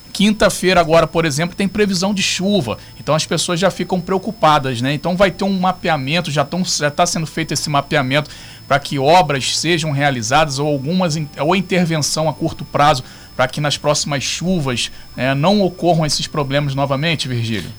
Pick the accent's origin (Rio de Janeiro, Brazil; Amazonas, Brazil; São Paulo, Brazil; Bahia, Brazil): Rio de Janeiro, Brazil; Monsuaba; eu sou morador de Monsuaba